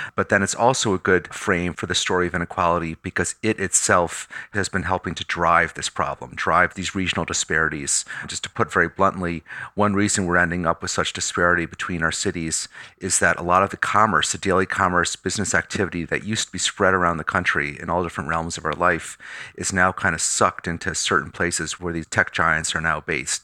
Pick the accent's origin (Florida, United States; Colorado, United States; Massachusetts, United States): Massachusetts, United States; Pittsfield; My hometown of Pittsfield, Mass